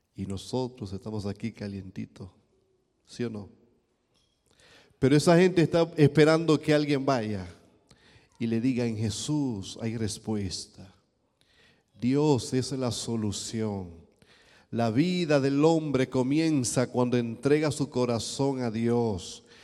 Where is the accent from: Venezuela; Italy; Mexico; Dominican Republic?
Dominican Republic; eastern Dominican Republic; Yo vengo de un país caribeño, yo vengo de República Dominicana